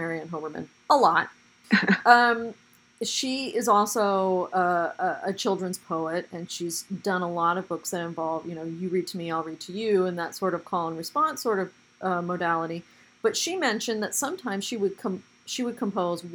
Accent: Portland, United States; my own growing up in Portland

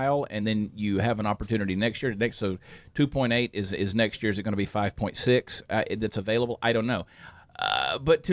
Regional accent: Texas, United States; we're from Texas

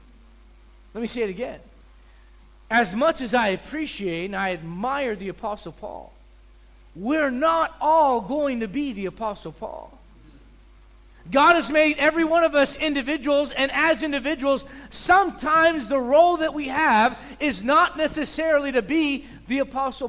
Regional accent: United States; also born or lived in South Africa; I'm an American in America

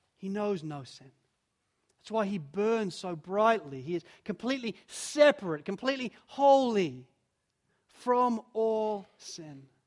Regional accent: Spalding, East Midlands, United Kingdom; I was, I was born in Spalding in Lincolnshire

